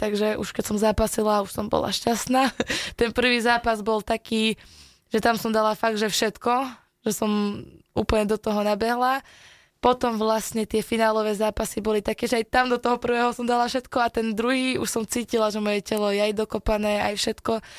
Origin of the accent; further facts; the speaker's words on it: Revúca, Banská Bystrica Region, Slovakia; u nás v Revúcej